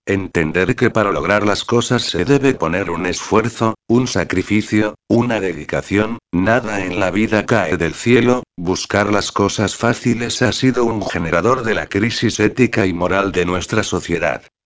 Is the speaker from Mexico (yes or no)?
no; Dominican Republic; Como dominicanos tenemos la costumbre de criticarlo todo